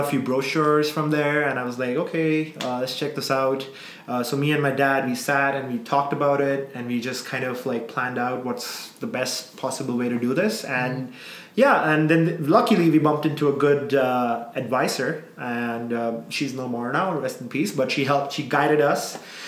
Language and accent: English; South India, India; I'm a South Indian, but, like, North Indian, raised in the South, right? So I can't speak Punjabi.